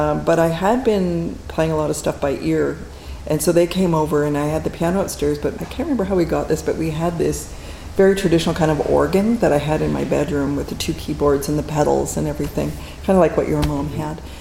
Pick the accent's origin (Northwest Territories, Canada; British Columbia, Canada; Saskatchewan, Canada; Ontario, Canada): Northwest Territories, Canada; Fort Smith; also born or lived in Churchill / Iqaluit; I grew up in a small community. I was born in Churchill, lived in uh, Frobisher Bay, now Iqaluit, and then Fort Smith.